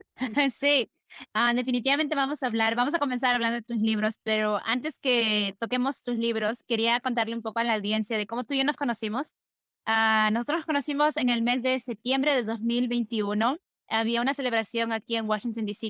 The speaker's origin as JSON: {"language": "Spanish", "region": "Lima", "country": "Peru", "tie": "born or raised there", "said": "Lima, donde nosotros, donde yo crecí"}